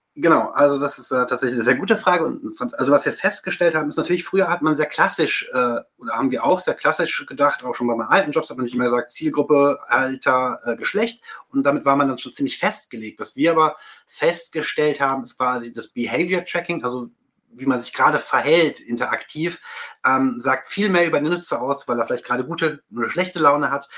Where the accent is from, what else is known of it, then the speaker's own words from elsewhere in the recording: Rhineland, Germany; also born or lived in Baden-Württemberg; now in Bavaria, Germany; bin gebürtiger Rheinländer